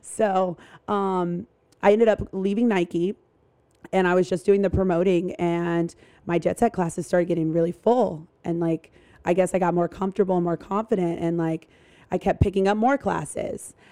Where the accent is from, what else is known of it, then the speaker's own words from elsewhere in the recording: North Carolina, United States; I grew up in North Carolina.